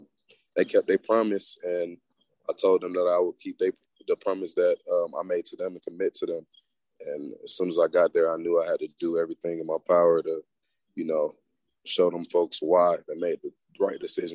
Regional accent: East Point, Georgia, United States; now in Locust Grove, United States; Well, people that don't know, I'm from Atlanta, Georgia. It's the 404. I'm actually from East Point, College Park area, but like I moved around a lot as a kid, so I pretty much lived everywhere.

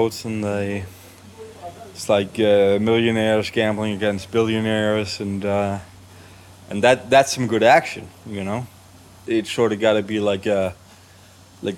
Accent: Copenhagen, Capital Region of Denmark, Denmark; we're both from Copenhagen.

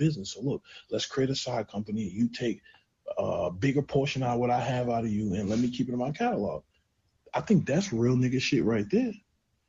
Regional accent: Clayton County, Georgia, United States; also born or lived in Queens, New York; I'm not from Atlanta. I'm from Clayton County. I was born in Queens

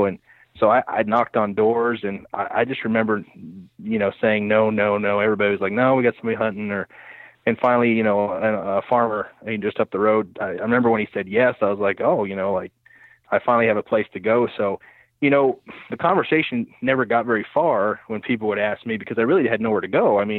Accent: Keokuk, Iowa, United States; Well, I was born and raised in Keokuk, Iowa, Southeast Iowa, and grew up there, spent most of my teen years there.

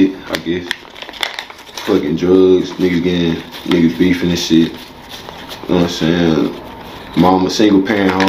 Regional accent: Houston, Texas, United States; I'm from Houston, Texas.

